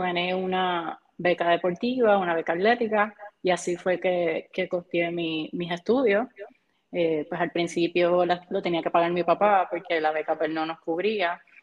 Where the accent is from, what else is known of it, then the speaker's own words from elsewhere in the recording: Barranquitas, Puerto Rico; also born or lived in Aibonito; me crié en Barranquitas